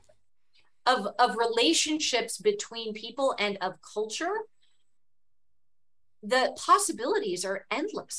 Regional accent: Cupertino, California, United States; I grew up in Cupertino, California, the daughter of a high school history

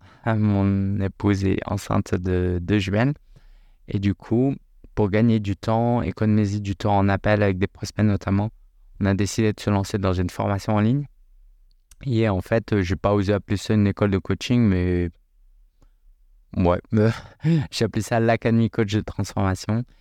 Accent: France; moi je suis né en France, hein, j'ai grandi en France

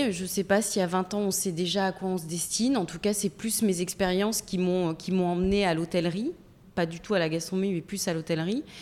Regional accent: Metz, Grand Est, France; also born or lived in Tarbes / Toulouse; Je suis née à Tarbes, j'ai été élevée entre Metz et Toulouse.

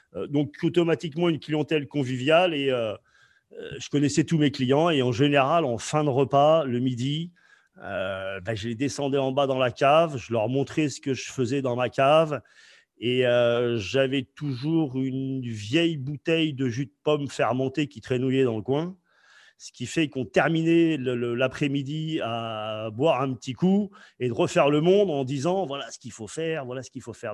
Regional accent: France; je, viens euh, du 15e arrondissement

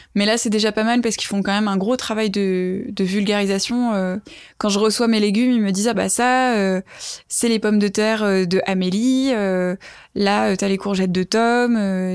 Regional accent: Toulouse, Occitania, France; moved away as an adult; also born or lived in Ireland; now in Paris, France; je suis toulousaine à la base

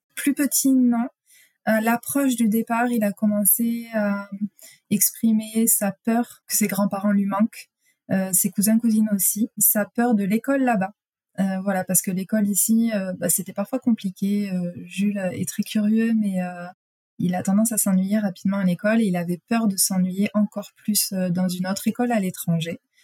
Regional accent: France; moved away as an adult; now in Quebec City, Canada; on est français

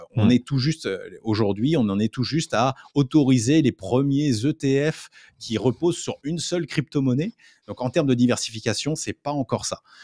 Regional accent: France; en tant que Français

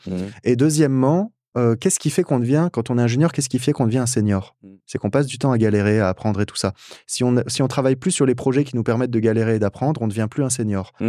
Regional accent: France; en tant que français

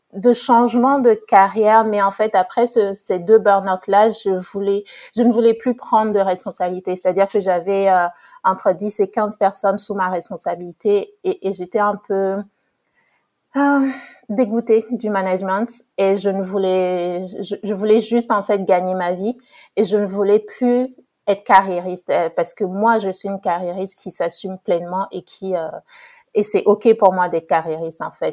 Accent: Togo; j'ai grandi au Togo, pardon. Euh, je suis d'origine togolaise

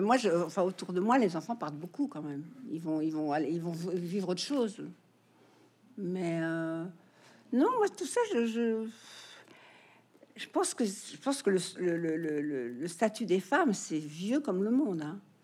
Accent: France; moved away as an adult; also born or lived in United States; c'est en vivant aux États-Unis que je me suis rendu compte que j'étais française. quand j'ai quitté la France

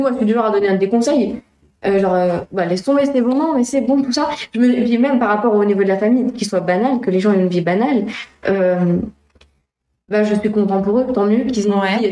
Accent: La Flèche, Pays de la Loire, France; also born or lived in Le Mans / Luché-Pringé; je suis née à La Flèche

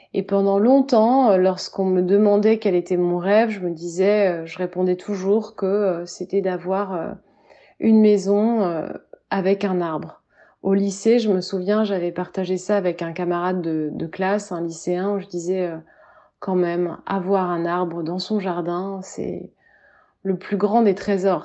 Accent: Orléans, Centre-Val de Loire, France; now in Paris, France; je vis aujourd'hui à Paris, mais je suis née à Orléans.

